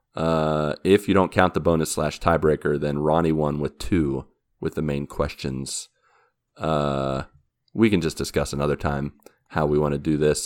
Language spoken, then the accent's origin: English; Grafton, West Virginia, United States; moved away; my hometown, Grafton, West Virginia